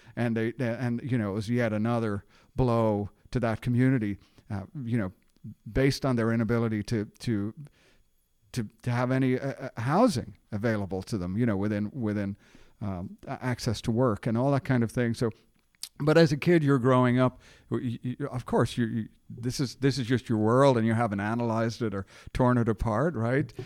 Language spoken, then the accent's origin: English; Dublin, Leinster, Ireland; now in Richmond, United States; I'm a Dublin, Ireland native